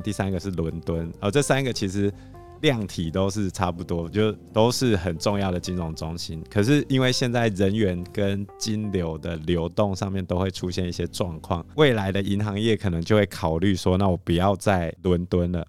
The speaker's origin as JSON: {"language": "Chinese", "country": "Taiwan", "said": "因为我们台湾这边的服务业"}